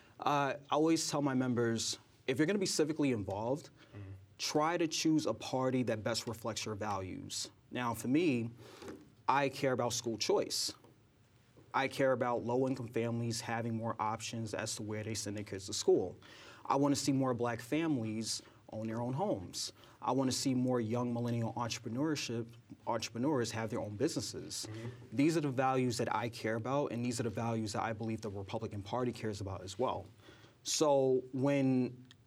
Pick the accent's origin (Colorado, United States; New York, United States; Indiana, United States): New York, United States; New York City; I grew up in Brooklyn. You know, this is my home